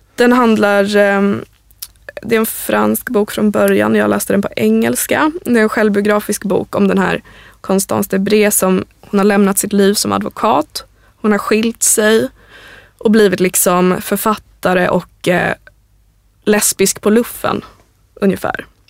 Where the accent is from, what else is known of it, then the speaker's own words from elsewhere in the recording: Sweden; vi svenskar